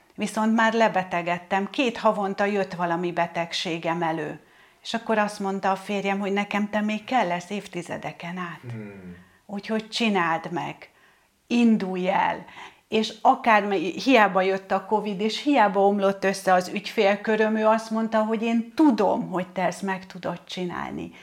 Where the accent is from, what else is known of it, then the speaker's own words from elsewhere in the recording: Hungary; én egy vidéki lány vagyok